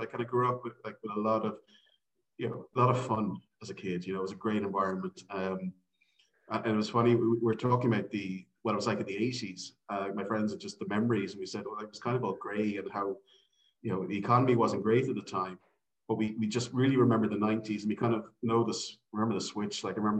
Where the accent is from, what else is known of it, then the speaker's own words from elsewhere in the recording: Cork, Munster, Ireland; also born or lived in Dublin; I was born in Cork, yeah. So I've been kind of living there all my life, really, yeah. So I lived in Dublin for about 4 years when I was in college, but apart from being an American and Australia on the G1s and traveling, I'm a Cork man, kind of lived there all my life.